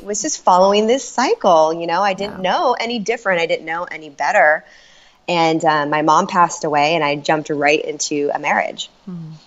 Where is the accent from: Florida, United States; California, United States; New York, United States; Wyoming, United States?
California, United States; Orange County; I grew up in California in Orange County